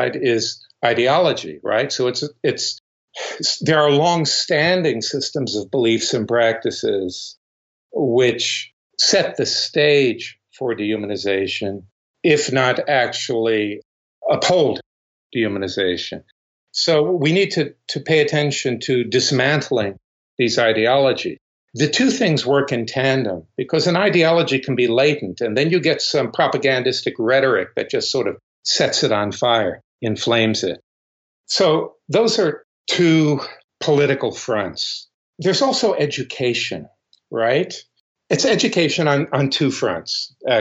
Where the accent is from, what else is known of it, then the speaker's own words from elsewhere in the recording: the South, United States; moved away as an adult; also born or lived in United Kingdom; I grew up in the South